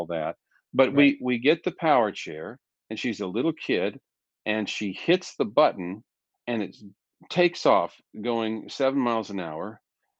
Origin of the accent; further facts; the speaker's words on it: Pittsburg, Kansas, United States; I grew up in Pittsburgh, Kansas, a little town near Joplin, Missouri